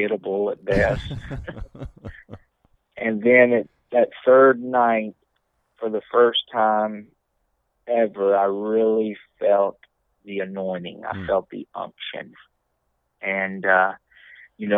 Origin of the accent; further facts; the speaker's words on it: Leesville, Louisiana, United States; I grew up in Leesville, Louisiana, which is about 45 miles dead west of Alexandria